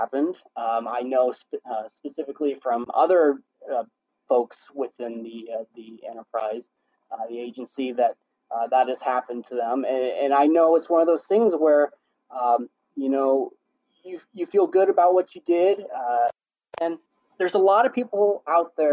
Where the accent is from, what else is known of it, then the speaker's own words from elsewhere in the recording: Nebraska, United States; I issue that are pushed out information for my hometown